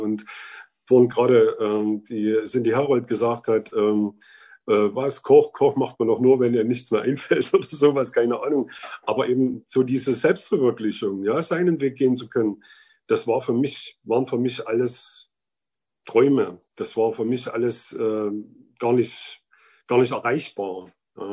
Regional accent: Vogtland, Germany; bin im Vogtland aufgewachsen, wohne auch jetzt wieder im Vogtland

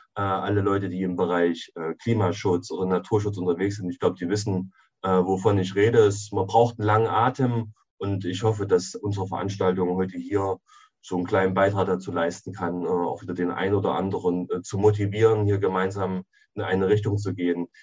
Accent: Jena, Thuringia, Germany; ich bin in Jena geboren und lebe auch in, in Jena.

